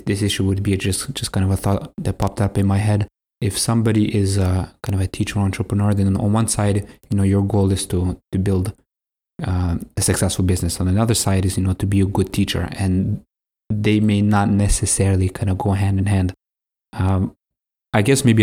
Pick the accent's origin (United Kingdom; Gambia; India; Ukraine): Ukraine; moved away; We're originally from Ukraine, so she hasn't taught over 20 years, but when we lived in Ukraine, she taught there